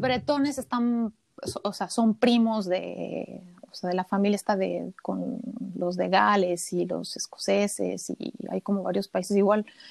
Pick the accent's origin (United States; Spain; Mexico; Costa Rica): Mexico; Mexico City; moved away as an adult; also born or lived in Montreal, Canada; now in France; yo soy de la Ciudad de México